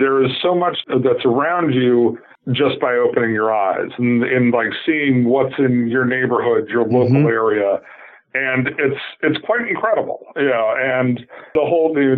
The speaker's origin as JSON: {"language": "English", "region": "Central Florida", "country": "United States", "tie": "born or raised there", "also_born_or_lived": "Massachusetts", "said": "I was born in Massachusetts, lived there till I was about 6 years old. So my earliest memories are of New England. But then my family moved to Central Florida in 1983"}